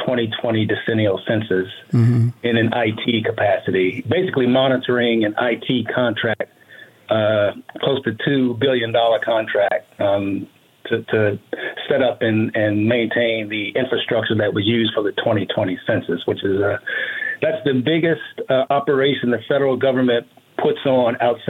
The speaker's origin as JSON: {"language": "English", "town": "Washington", "region": "District of Columbia", "country": "United States", "tie": "born or raised there", "also_born_or_lived": "Bowie, Maryland", "moved": "as an adult", "lives_now": "Las Vegas, United States", "said": "I'm from Washington, D.C., born and raised. Mm. Most recently, I was in Bowie, Maryland for the 20 years right before I moved here, which was about 4.5 years ago."}